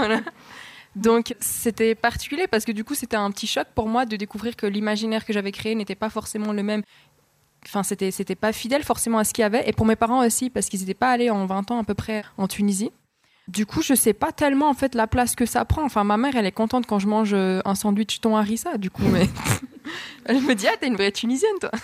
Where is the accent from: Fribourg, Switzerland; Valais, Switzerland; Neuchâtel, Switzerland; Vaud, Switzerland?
Fribourg, Switzerland; je suis née à Fribourg, euh, j'ai vécu ici.